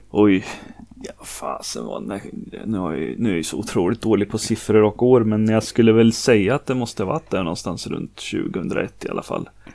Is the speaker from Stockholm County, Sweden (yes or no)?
no; Norrköping, Östergötland, Sweden; accent: Norrköping dialect; jag är 38 år Norrköpingsbo som det säkert hörs på dialekten